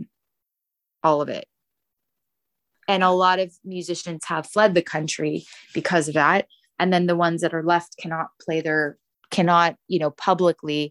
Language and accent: English; United States; I grew up here in the States